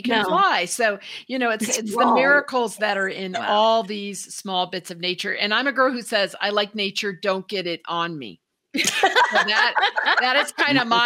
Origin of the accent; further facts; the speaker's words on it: Indiana, United States; moved away; I'm from Indiana and we did not have mountains